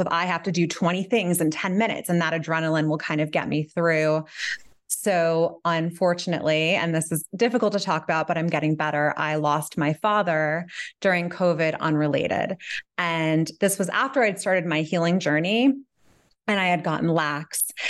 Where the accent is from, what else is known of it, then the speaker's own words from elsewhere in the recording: New York City, New York, United States; moved away as an adult; now in Catskills, United States; I grew up in Manhattan, and I currently live on a mountain